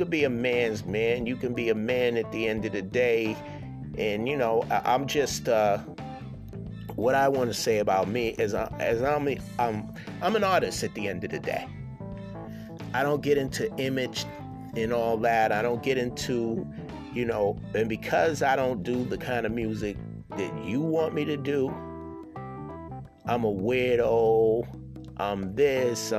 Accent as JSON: {"language": "English", "town": "Boston", "region": "Massachusetts", "country": "United States", "tie": "born or raised there", "said": "I'm born and raised here in Boston"}